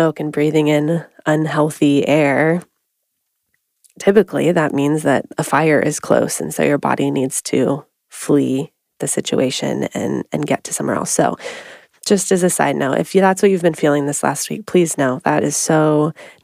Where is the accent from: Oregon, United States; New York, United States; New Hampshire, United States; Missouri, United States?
Oregon, United States; we both have been born and raised in Oregon